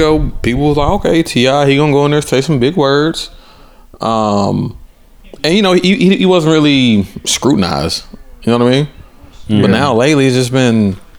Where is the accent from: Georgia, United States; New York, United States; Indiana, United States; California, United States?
Georgia, United States; Atlanta; also born or lived in Clayton County; growing up in Atlanta was a lot of pressure.